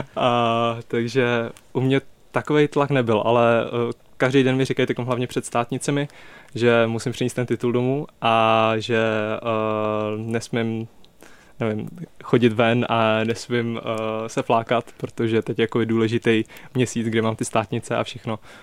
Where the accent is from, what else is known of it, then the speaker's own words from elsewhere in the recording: Prague, Czechia; já jsem z Prahy